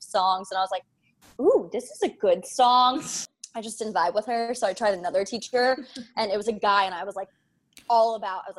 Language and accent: English; Florida, United States; we're from Florida.